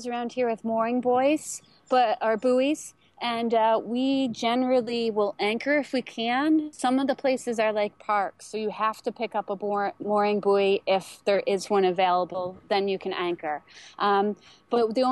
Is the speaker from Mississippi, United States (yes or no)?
no; New York, United States; moved away; I'm from New York State